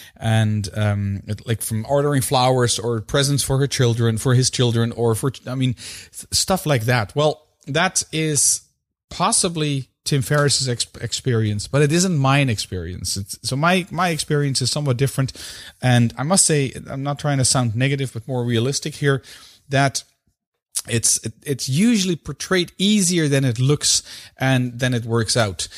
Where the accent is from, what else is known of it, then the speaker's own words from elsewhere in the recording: Belgium; In my home country, where I currently live, which is Belgium